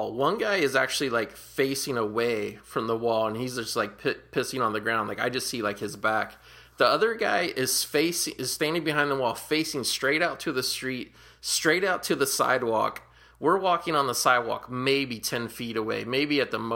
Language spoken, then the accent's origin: English; Cincinnati, Ohio, United States; I grew up in Cincinnati, Ohio, on Prosperity Place